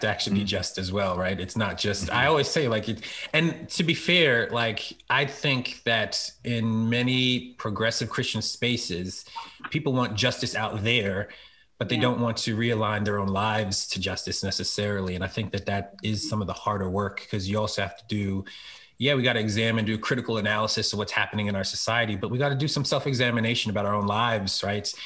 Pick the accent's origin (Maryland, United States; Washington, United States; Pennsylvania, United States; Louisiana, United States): Pennsylvania, United States; Philadelphia; now in Harrisburg, United States; I'm really from Philly, um, and uh, PK, a pastor's kid.